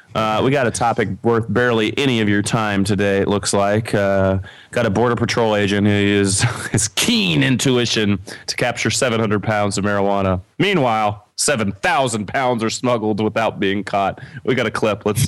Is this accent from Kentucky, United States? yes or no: yes; Kentucky, United States; my home state, uh, the bluegrass state, uh, Kentucky.